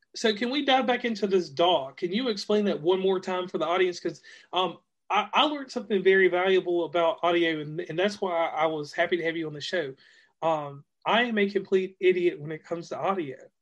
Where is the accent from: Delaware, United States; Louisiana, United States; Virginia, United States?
Virginia, United States; now in West Virginia, United States; I'm from uh, Virginia, but I hail from West Virginia now